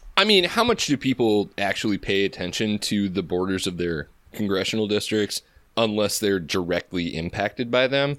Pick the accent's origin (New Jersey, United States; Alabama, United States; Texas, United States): Texas, United States; my home state and our home region